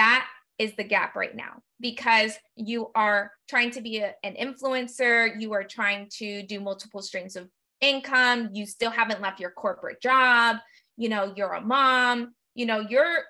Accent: United States; I was born and raised, you know, as a first generation, I was born and raised in the United States

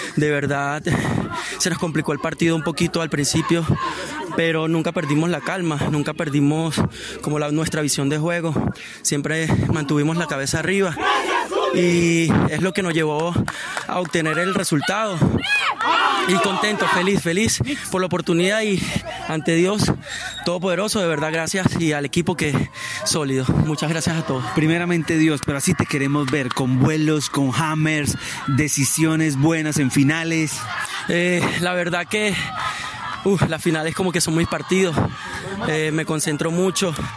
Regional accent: Venezuela; soy 100% venezolano

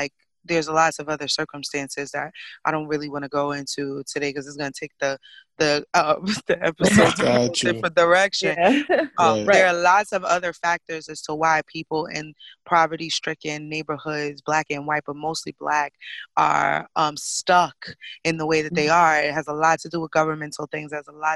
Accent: New York City, New York, United States; I grew up in Brooklyn

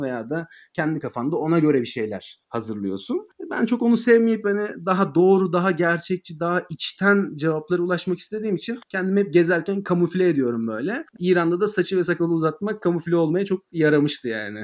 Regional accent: Turkey; Yani benim Türk olduğum ya da Fars olduğum ya da nereli olduğumu

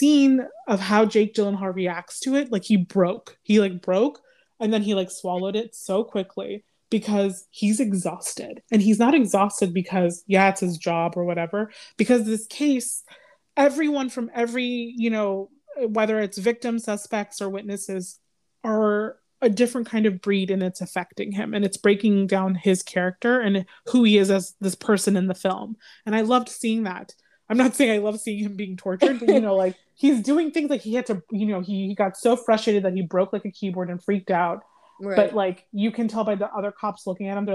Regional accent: Northern Virginia, United States; I'm from Northern Virginia.

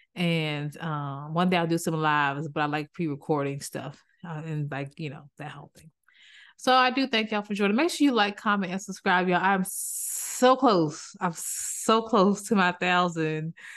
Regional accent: Maryland, United States; moved away; I'm originally from Maryland

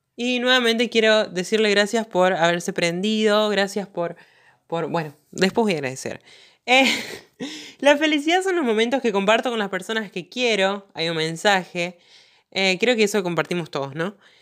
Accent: interior of Santa Fe province, Argentina; Yo vivo en el interior de la provincia de Santa Fe

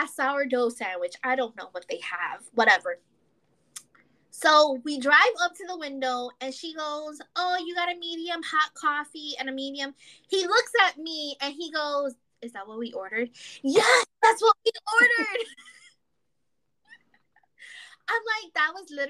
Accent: New York City, New York, United States; moved away as an adult; now in North Carolina, United States; And I was born and raised in the Bronx. I am a South Bronx girl in the Bronx

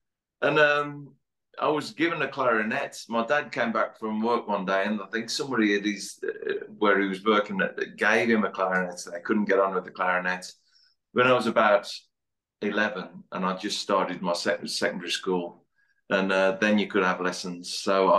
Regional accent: West Midlands, United Kingdom; accent: Black Country; I've travelled quite a bit, but the Black Country, I mean, some might argue that I've still got my accent.

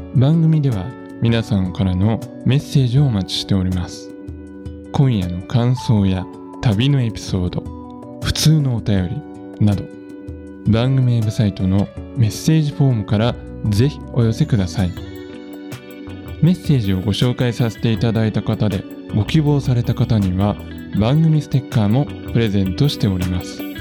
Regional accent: Nagoya, Aichi, Japan; now in Nagano, Japan; 僕はね、あの、出身が名古屋なので

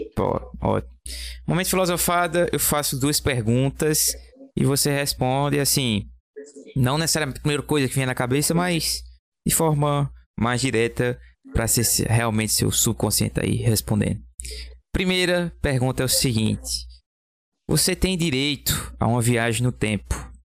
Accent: Belo Jardim, Pernambuco, Brazil; eu sou aqui de Belo Jardim

